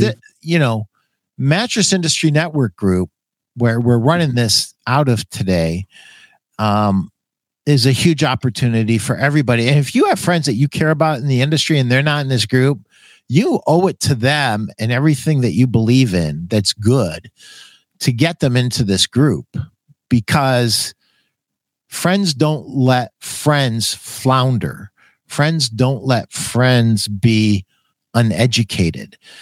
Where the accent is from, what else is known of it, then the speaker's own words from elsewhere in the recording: Schenectady, New York, United States; I was born in Schenectady, New York